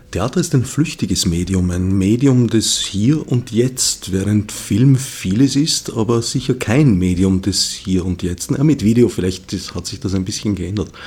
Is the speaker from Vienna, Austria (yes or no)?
yes; Vienna, Austria; Höre ich als Wiener natürlich auch ganz gerne, trotz der traditionellen Hassliebe, die ich pflege.